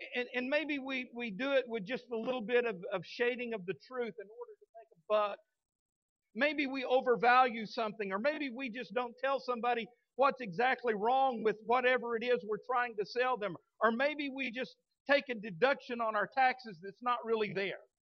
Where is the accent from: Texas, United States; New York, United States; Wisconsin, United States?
Texas, United States; Midland; now in Fort Smith, United States; When I was a kid growing up in Midland, Texas